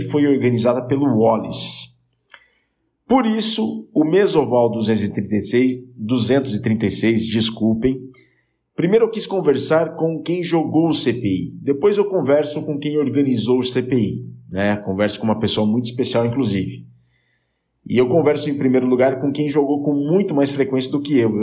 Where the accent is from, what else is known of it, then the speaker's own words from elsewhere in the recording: Jaú, São Paulo, Brazil; moved away; A minha cidade natal é Jaú, eu sou de Jaú